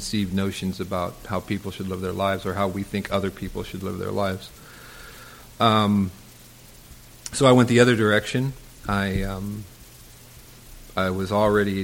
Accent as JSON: {"language": "English", "region": "Southern California", "country": "United States", "tie": "born or raised there", "said": "I grew up in Southern California"}